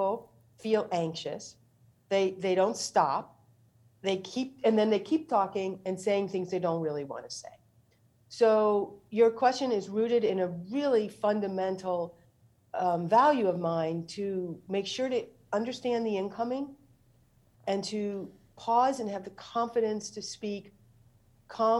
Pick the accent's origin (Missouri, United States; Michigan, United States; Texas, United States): Missouri, United States; St. Louis; moved away; I went home to my hometown, St. Louis.